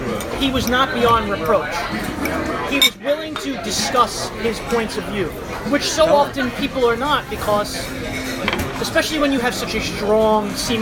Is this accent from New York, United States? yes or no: yes; New York City, New York, United States; growing up in New York City.